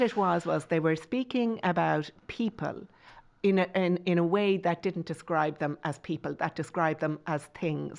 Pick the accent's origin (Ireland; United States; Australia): Ireland; Tipperary, Munster